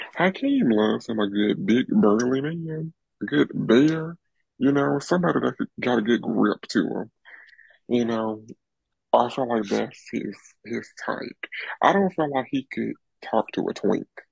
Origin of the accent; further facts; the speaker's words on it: Birmingham, Alabama, United States; I'm from Birmingham.